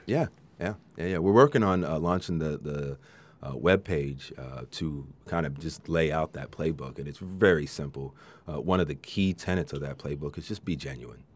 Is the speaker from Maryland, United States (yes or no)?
yes; Maryland, United States; now in Central Coast, United States; I grew up in Maryland